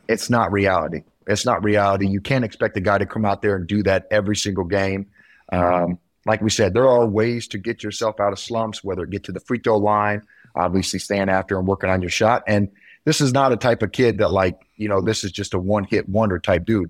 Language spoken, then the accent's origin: English; near Kokomo, Indiana, United States; up north by my hometown